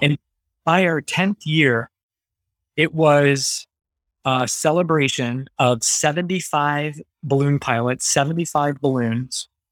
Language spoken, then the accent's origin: English; Battle Creek, Michigan, United States; also born or lived in Grand Rapids, Michigan; I grew up in the Battle Creek, Michigan area